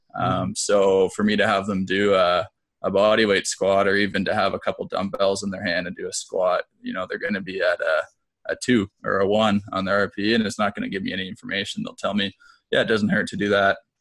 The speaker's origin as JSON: {"language": "English", "town": "Peterborough", "region": "Ontario", "country": "Canada", "tie": "born or raised there", "also_born_or_lived": "Hamilton, Ontario", "said": "moved back to Peterborough, which is my hometown"}